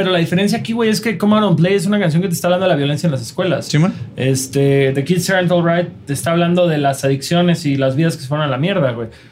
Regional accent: Mexico; nosotros, como morros mexicanos de 13 años

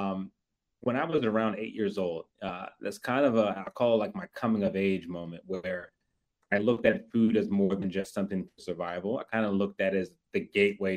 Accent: Philadelphia, Pennsylvania, United States; moved away as an adult; also born or lived in Harrisburg, Pennsylvania; now in Washington, D.C., United States; I grew up right outside of Philadelphia. Moved to D.C. May of 2017.

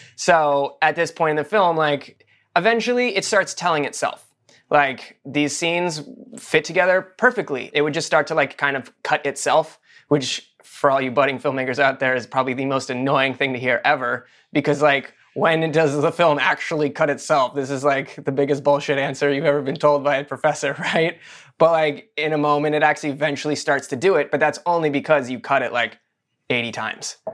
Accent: Maine, United States; we're from Maine. Like, we're from the northernmost part of, besides Alaska, like, of the U S

